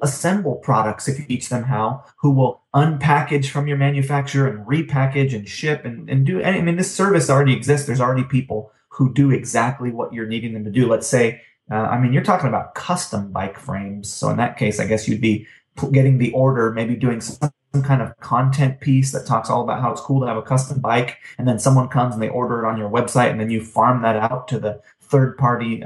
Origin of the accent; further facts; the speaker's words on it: California, United States; moved away; also born or lived in New York; I had cars growing up in California where cars were needed